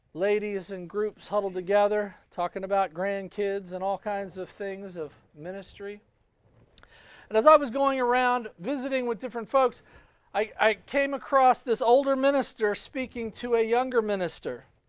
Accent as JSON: {"language": "English", "country": "United States", "tie": "born or raised there", "said": "I was born in the United States"}